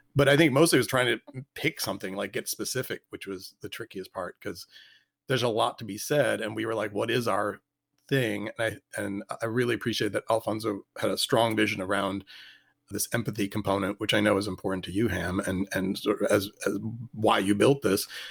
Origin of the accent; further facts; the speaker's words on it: Richmond, Virginia, United States; I grew up in Richmond